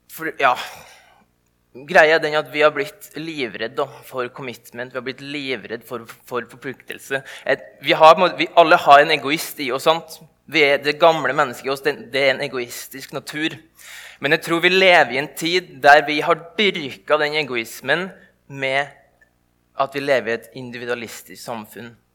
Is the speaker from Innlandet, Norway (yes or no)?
no; indre Nordmøre, Møre og Romsdal, Norway; der jeg kommer ifra